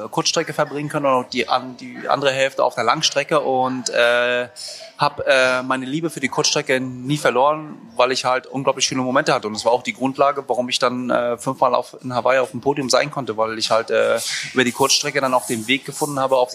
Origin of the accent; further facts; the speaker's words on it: Rostock, Mecklenburg-Vorpommern, Germany; Also ich bin äh, in Rostock aufgewachsen und äh, bin, äh, bin, bin, bin äh, wohnhaft im Norden